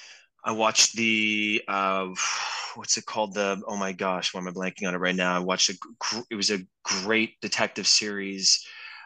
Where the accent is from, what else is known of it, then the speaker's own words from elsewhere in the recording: San Francisco, California, United States; It was this guy had come from the city, I came from San Francisco.